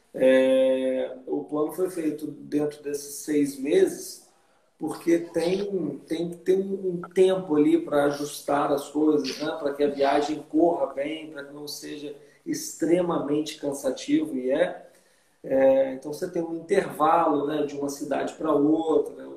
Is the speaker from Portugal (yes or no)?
no; Vitória, Espírito Santo, Brazil; moved away as an adult; also born or lived in Belo Horizonte / Costa Rica; em Vitória, fui criado lá, no Espírito Santo